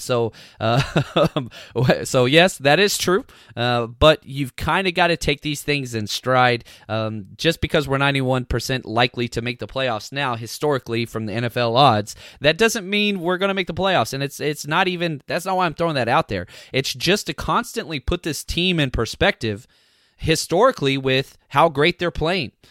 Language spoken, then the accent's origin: English; United States; I grew up in Dallas Cowboys country